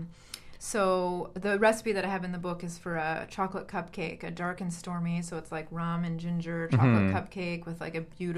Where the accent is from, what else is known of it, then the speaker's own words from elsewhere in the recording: Vancouver, British Columbia, Canada; growing up in North America in Vancouver